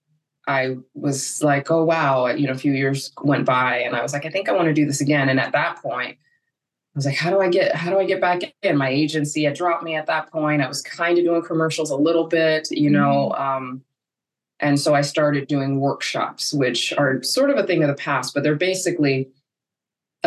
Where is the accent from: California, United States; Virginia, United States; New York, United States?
California, United States; Los Angeles; also born or lived in South Orange County; I am born and raised in Los Angeles